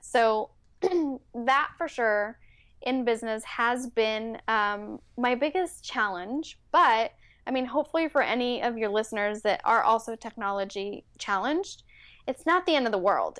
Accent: Bay Area, California, United States; first language Spanish; English is a second language; moved away as an adult; also born or lived in Mexico City, Mexico; now in San Diego, United States; I basically grew up in the Bay Area

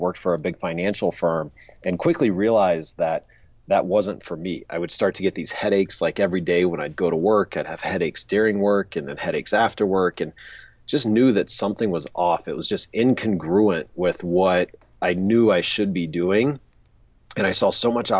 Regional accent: Pensacola, Florida, United States; I grew up in Pensacola, Florida.

